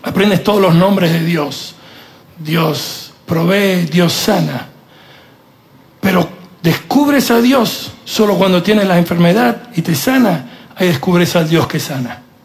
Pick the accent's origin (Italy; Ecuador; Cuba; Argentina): Italy; moved away; yo soy italiano, en la cultura nuestra el machismo es parte de la cultura